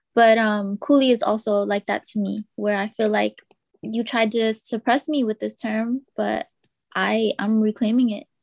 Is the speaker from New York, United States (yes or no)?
no; Richmond, California, United States; growing up in Richmond.